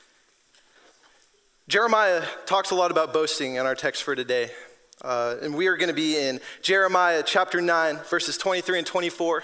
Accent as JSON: {"language": "English", "region": "Washington", "country": "United States", "moved": "yes", "said": "I'm from Washington State"}